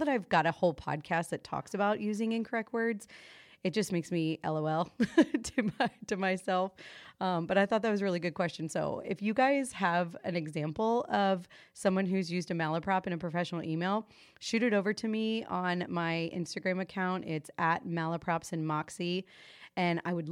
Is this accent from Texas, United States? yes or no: no; Florida, United States; now in North Carolina, United States; I was raised in Florida